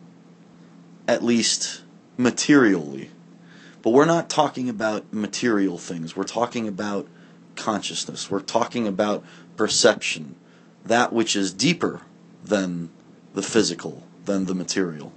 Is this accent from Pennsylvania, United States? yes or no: no; Barrington, Illinois, United States; moved away; also born or lived in Woodstock, Illinois / New York / Claremont, California; I was born in Woodstock, Illinois in 1979. Ron and Denise are my parents. I grew up on West Oakwood Drive in Barrington, Illinois